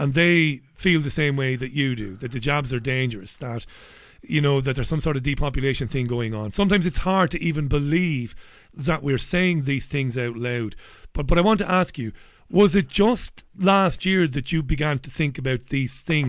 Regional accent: Ireland; now in England, United Kingdom; I'm an Irish guy living here

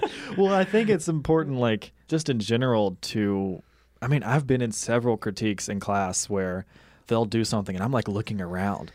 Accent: Mississippi, United States; moved away; my house in, in Mississippi, in my hometown

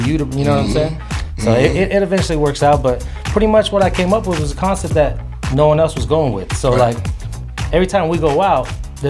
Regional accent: Las Vegas, Nevada, United States; born and raised in Las Vegas my whole life.

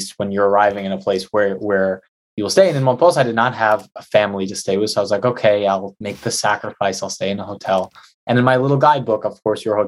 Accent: New York, United States; I said New York

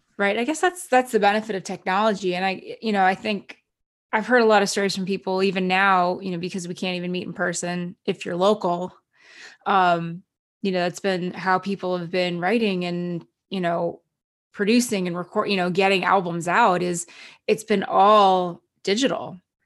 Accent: New Jersey, United States; moved away as an adult; also born or lived in Canada; now in Los Angeles, United States; I grew up in New Jersey, so I'm very familiar with the New York area

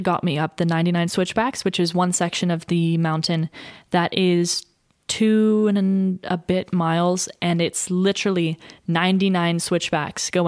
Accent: Thousand Oaks, California, United States; I was born in Thousand Oaks

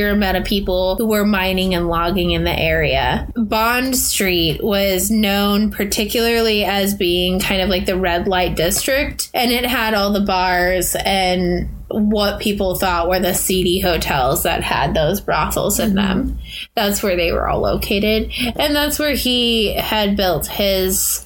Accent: Washington, United States; moved away; also born or lived in Midwest; growing up in Washington

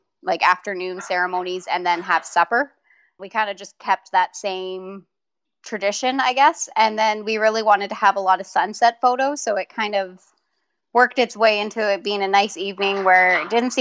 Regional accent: Manitoba, Canada; we're from Manitoba, Canada, so it's can be cold here in the wintertime

